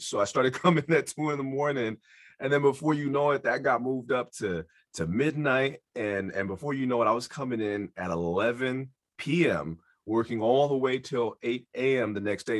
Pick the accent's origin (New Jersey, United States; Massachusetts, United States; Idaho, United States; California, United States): California, United States; San Francisco; I am born and raised in San Francisco, California. I grew up in the Mission District